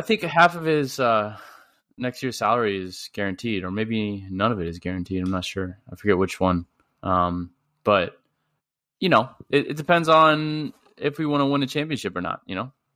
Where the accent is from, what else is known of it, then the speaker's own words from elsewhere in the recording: St. Louis, Missouri, United States; I'm from Saint Louis